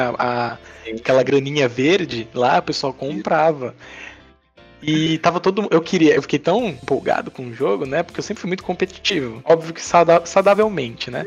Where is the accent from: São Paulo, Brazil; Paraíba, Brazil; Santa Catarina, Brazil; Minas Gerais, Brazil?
Paraíba, Brazil; Princesa Isabel; now in Santos, Brazil; pelo menos lá minha cidade onde eu nasci, né, no Nordeste, em Princesa Isabel